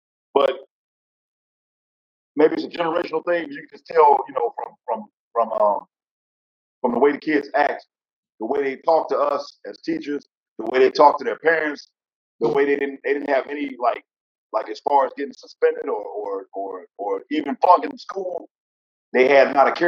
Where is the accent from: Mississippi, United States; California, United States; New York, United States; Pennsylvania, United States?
Mississippi, United States; Jackson; I grew up in Jackson, Mississippi.